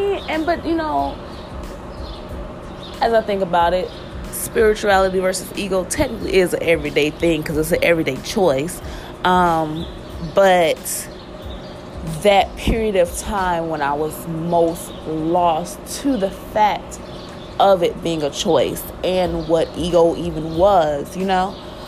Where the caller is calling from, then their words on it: Nashville, Tennessee, United States; I am hailing you from Nashville, Tennessee.